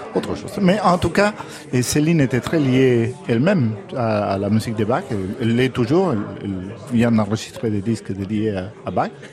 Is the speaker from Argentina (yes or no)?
yes; Argentina; moved away; quand j'étais jeune en Argentine